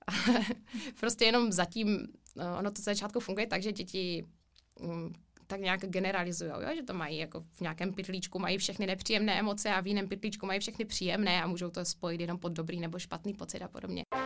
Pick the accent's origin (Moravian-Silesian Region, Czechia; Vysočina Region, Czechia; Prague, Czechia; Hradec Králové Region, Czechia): Moravian-Silesian Region, Czechia; Ostrava; also born or lived in Spain; přímo v Ostravě, což je moje rodné město, milované město